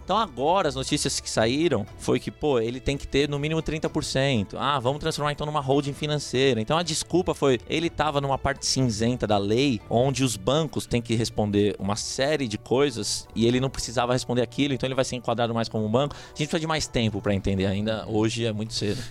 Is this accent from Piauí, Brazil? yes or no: no; São Paulo, Brazil; moved away; also born or lived in United States; eu sou brasileiro. Nasci na zona norte de São Paulo